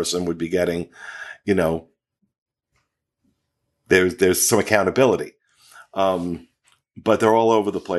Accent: New Jersey, United States; now in Florida, United States; I come from New Jersey, which I thought was toll booth capital of the world, because you couldn't go anywhere without having to pay a toll.

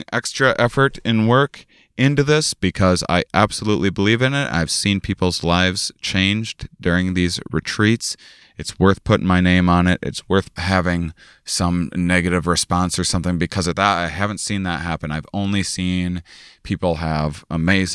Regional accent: La Crosse, Wisconsin, United States; moved away; I'm in my hometown. I'm at the University of Wisconsin, La Crosse

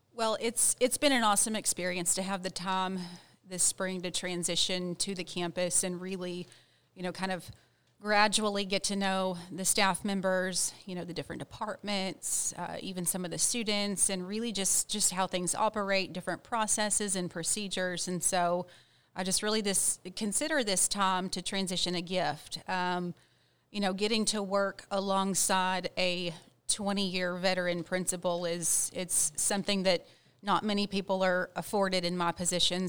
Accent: Ranger, Texas, United States; I grew up in Ranger, Texas.

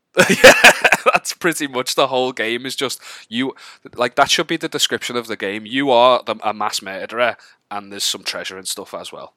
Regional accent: Wallasey, North West England, United Kingdom; also born or lived in Liverpool; I'm from a town called Wallasey, just outside of Liverpool.

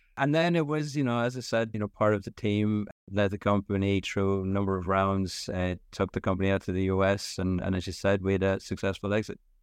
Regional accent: Ireland; moved away as an adult; also born or lived in Stockholm, Sweden; I'm Irish, grew up in Ireland in the seventies and eighties

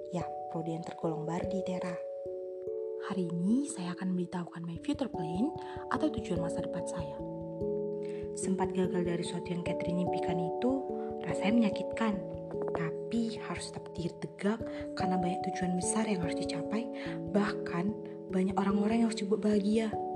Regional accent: Sidikalang, North Sumatra, Indonesia; Asal saya dari Sumatera Utara, tepatnya di kota Sirikalang

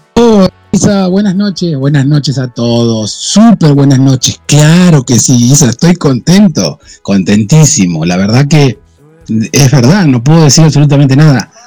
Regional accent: Argentina; Yo soy argentino.

